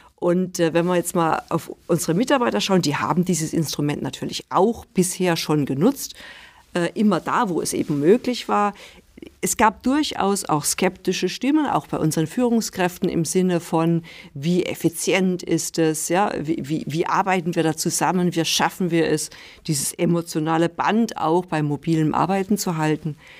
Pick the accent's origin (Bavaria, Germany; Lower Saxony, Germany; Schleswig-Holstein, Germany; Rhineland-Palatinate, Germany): Rhineland-Palatinate, Germany; also born or lived in near Stuttgart; now in Stuttgart, Germany; ich bin äh, in der Pfalz geboren